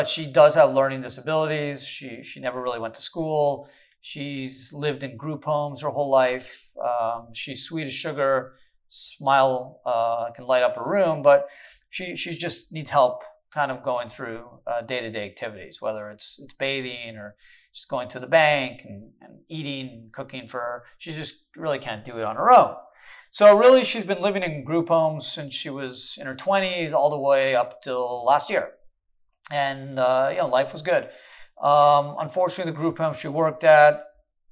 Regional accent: Canada; now in United States; I was born in Canada

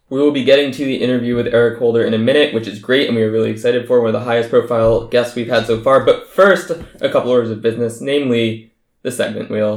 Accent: Colorado, United States; Colorado, my home state

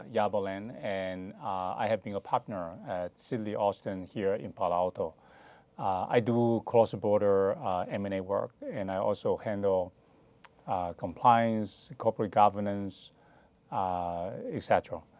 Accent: Hainan, China; moved away; also born or lived in Shanghai; I grew up in Hainan

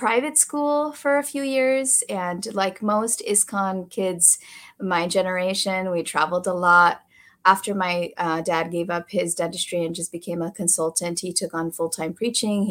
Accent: Chicago, Illinois, United States; also born or lived in California; now in Texas, United States; I was born in Chicago in the late 70s

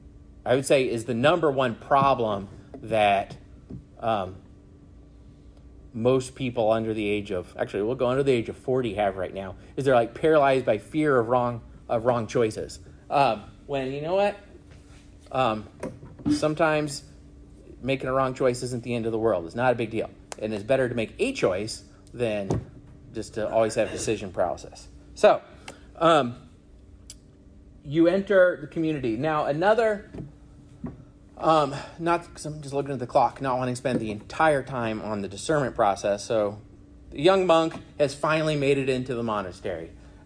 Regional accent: Arizona, United States; also born or lived in California / Michigan; now in South Carolina, United States; I was born in California, grew up in Arizona, went to school in Michigan, and now live in South Carolina

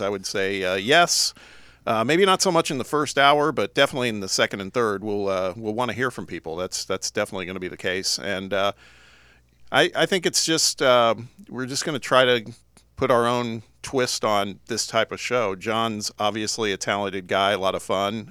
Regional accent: Indianapolis, Indiana, United States; moved away as an adult; also born or lived in Los Angeles; I'm from the Midwest originally, from Indianapolis

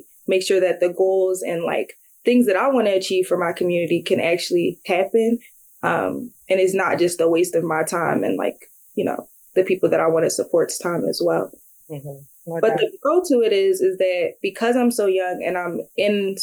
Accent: Philadelphia, Pennsylvania, United States; moved away as an adult; I grew up in North Philly

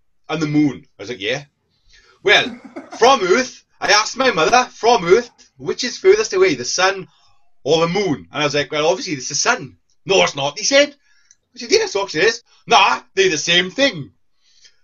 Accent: Wales, United Kingdom; We're Welsh.

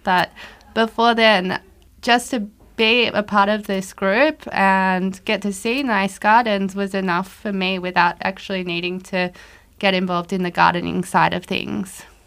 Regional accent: Australia; moved away as an adult; also born or lived in Tokyo; now in Luxembourg; I'm Australian

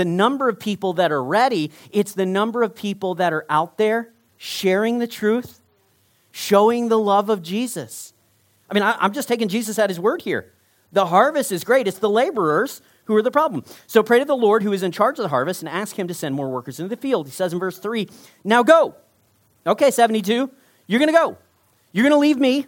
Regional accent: Texas, United States; I grew up in Texas

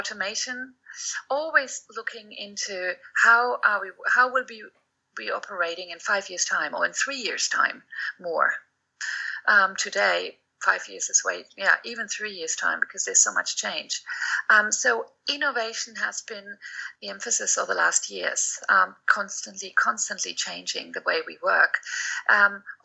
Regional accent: Germany; moved away; I've quoted our former chancellor, Willy Brandt, many times

